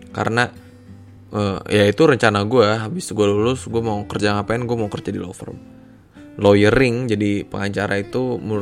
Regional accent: Jakarta, Indonesia; asal gue dari Jakarta dan saat ini gue bekerja di salah satu kantor hukum di bilangan Jakarta Selatan.

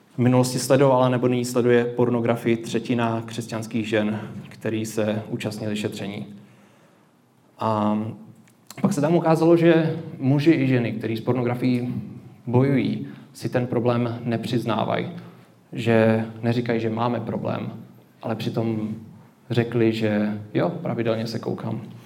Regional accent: Czechia; My jako Češi

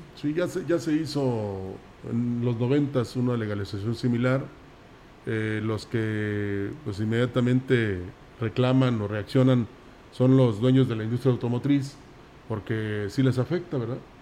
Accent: San Luis Potosí, Mexico; Así somos los potosinos

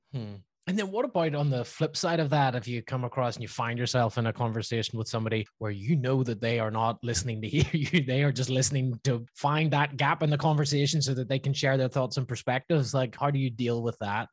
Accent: Belfast, Northern Ireland, United Kingdom; my hometown of Belfast

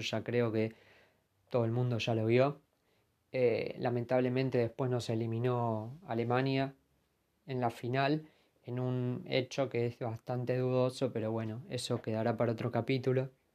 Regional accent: Argentina; nos daña como argentinos

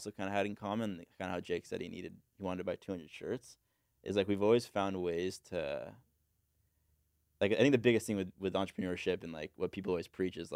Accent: Encinitas, California, United States; Uh, so I grew up in like Encinitas

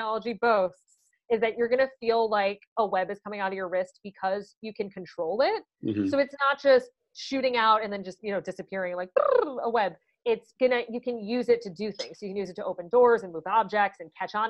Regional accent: Chicago, Illinois, United States; I'm from Chicago

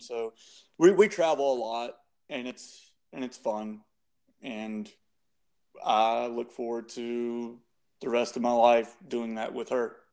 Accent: Shreveport, Louisiana, United States; born and raised in Shreveport

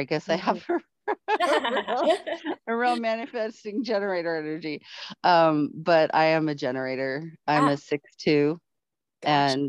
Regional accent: Florida, United States; born there; also born or lived in California / Colorado; Because I was born in Florida, and then moving to California and having the earthquake experience.

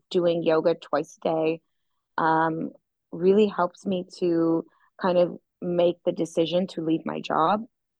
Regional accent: Toronto, Ontario, Canada; now in Florianópolis, Brazil; I'm from Toronto, Canada

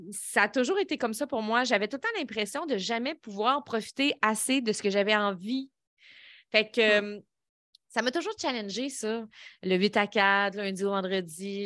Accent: Lévis, Quebec, Canada; Je viens de euh, Saint-Nicolas, Lévis

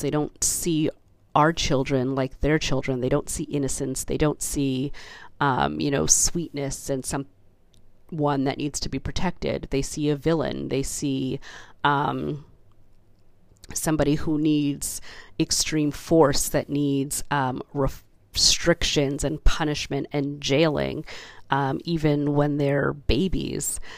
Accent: Canada; I was born in Canada. I, you know, went through the education system here

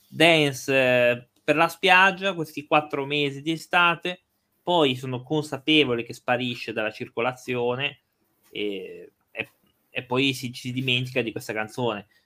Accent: Genoa, Liguria, Italy; noi che siamo di Genova

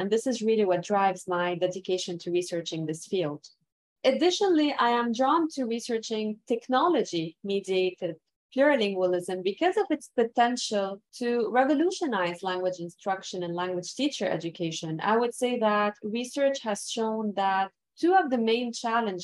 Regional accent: Lebanon; first language Arabic; English is a second language; moved away as an adult; now in Montreal, Canada; I was born and raised in Lebanon

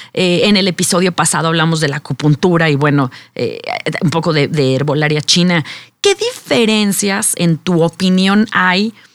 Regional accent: Mexico; nuestra como mexicanos

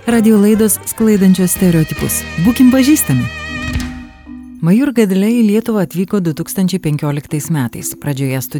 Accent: Bhopal, Madhya Pradesh, India; Lithuanian is a second language; now in Kaunas, Lithuania; Man visą tai primena mano miestą Bhopal, centrinėje Indijoje.

